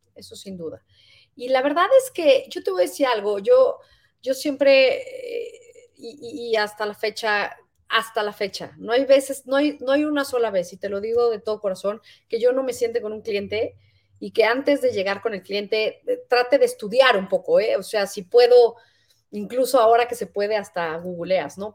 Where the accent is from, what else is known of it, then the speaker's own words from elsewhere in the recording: Mexico; muchos como mexicanos